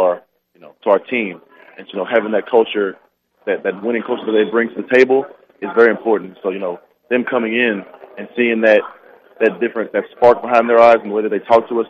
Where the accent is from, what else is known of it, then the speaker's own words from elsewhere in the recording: Lake Charles, Louisiana, United States; I was born and raised in Lake Charles, Louisiana as well. I've been here all my life.